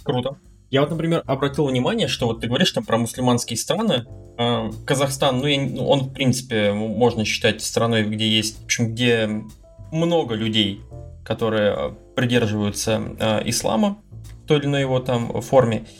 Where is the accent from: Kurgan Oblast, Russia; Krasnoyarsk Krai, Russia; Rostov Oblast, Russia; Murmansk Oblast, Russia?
Murmansk Oblast, Russia; Murmansk; moved away as an adult; я же из Мурманска